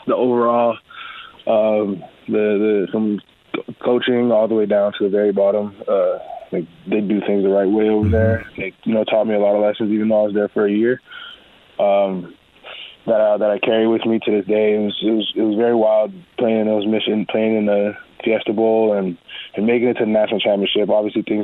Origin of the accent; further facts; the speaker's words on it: Edmonton, Alberta, Canada; I was born in Canada